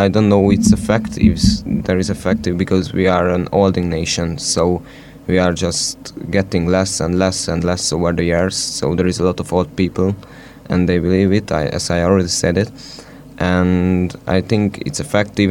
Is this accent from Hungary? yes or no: yes; Southern Hungary, Hungary; I'm from Hungary, the southern part of Hungary, not from Nyíregyháza.